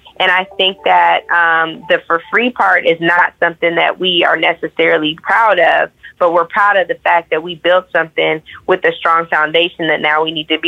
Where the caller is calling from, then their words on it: Chicago, Illinois, United States; I'm calling from Chicago, Illinois.